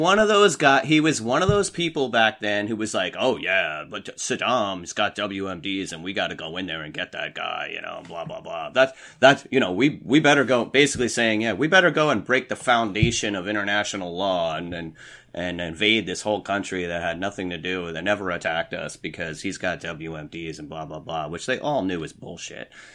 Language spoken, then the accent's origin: English; New York City suburbs, United States; moved away as an adult; I grew up in New York, in this New York City suburbs.